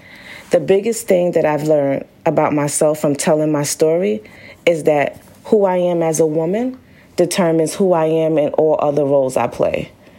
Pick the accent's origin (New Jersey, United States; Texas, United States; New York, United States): New York, United States; Brooklyn; I grew up in Brooklyn, New York, where I live with my two parents and three older siblings. I come from very humble beginnings